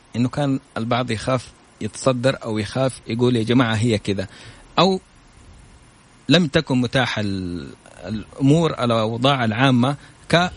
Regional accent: Saudi Arabia; انا من السعوديه

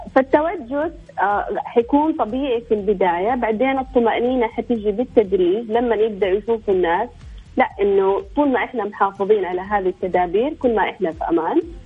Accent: Eastern Province, Saudi Arabia; احنا عندنا في الشرقيه

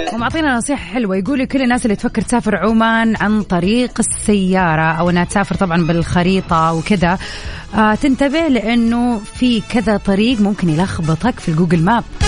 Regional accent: Hejaz, Saudi Arabia; هنا عندنا في الحجاز

